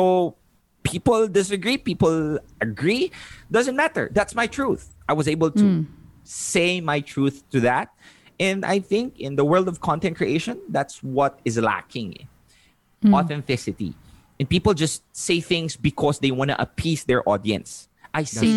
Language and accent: English; Philippines; moved away; also born or lived in Davao City; I'm from Jensan